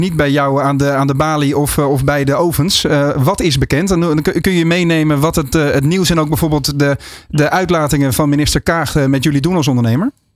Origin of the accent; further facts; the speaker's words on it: Netherlands; dat is de plek waar ik ben opgegroeid